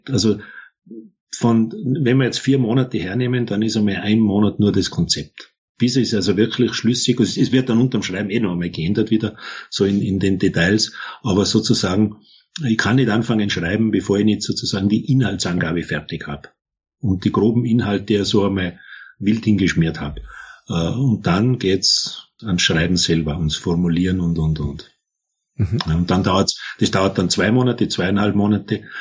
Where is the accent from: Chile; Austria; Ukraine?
Austria; Tyrol; born there; ich bin im Tirolerischen geboren.